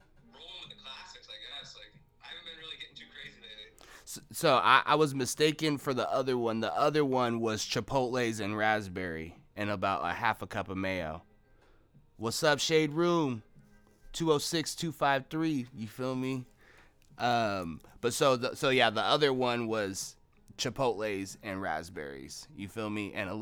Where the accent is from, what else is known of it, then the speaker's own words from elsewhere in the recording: the Northwest, Pacific Northwest, United States; I'm from the Northwest